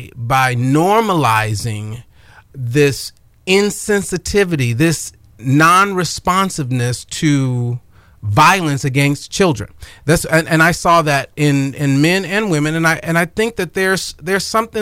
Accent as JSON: {"language": "English", "town": "Chicago", "region": "Illinois", "country": "United States", "tie": "born or raised there", "said": "You know, growing up, I grew up on the South Side of Chicago."}